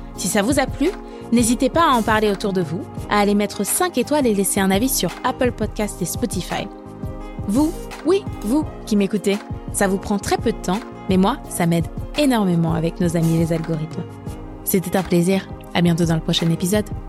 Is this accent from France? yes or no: yes; France; chez nous, en France